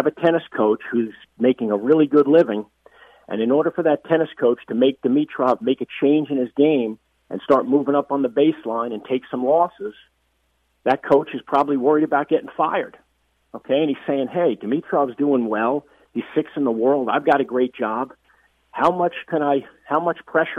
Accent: United States; as an American

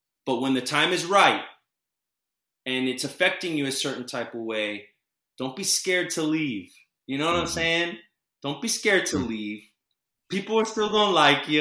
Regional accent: Orlando, Florida, United States; I was a kid from Orlando

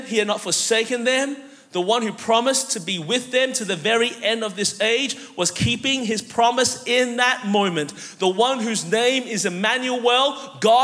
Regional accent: Melbourne, Victoria, Australia; moved away as an adult; now in United States; I'm actually from Melbourne, Australia originally

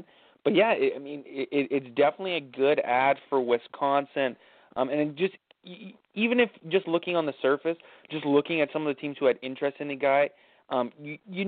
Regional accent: Windsor, Ontario, Canada; I am Canadian, so I'm repping here in Windsor, Ontario.

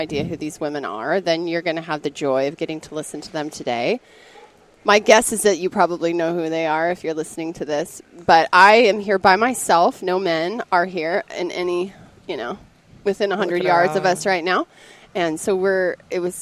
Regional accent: Montana, United States; accent: Midwest; I grew up in Montana

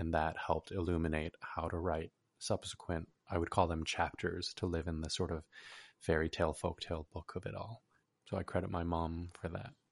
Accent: California, United States; as a Korean American born and raised in California

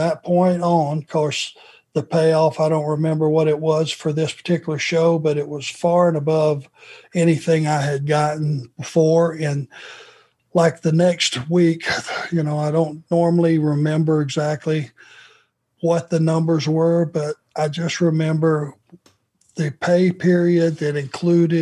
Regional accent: Georgia, United States; growing up in Georgia

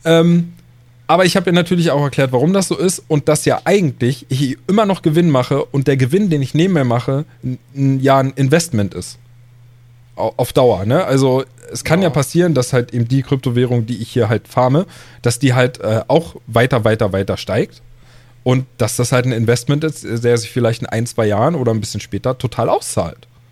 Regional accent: Germany; bei uns in Deutschland

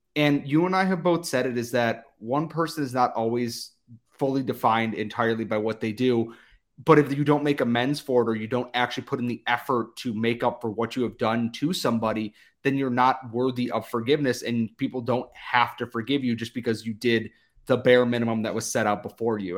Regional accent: United States; as an American

